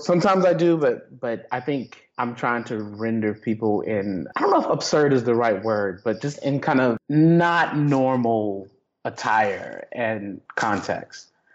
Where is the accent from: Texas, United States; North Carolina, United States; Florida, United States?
Texas, United States; I grew up Baptist in Texas